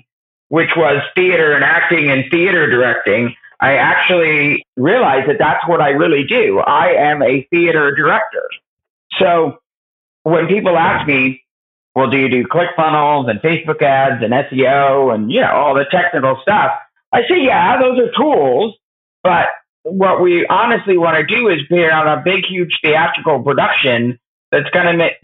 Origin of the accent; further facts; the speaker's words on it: United States; I grew up in New York and New Jersey.